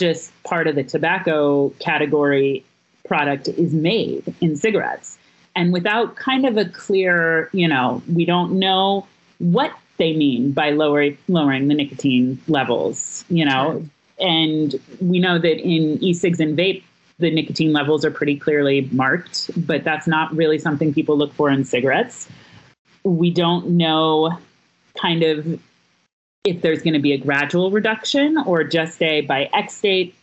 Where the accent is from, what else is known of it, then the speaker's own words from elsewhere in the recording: Missouri, United States; now in New York City, United States; my home state of Missouri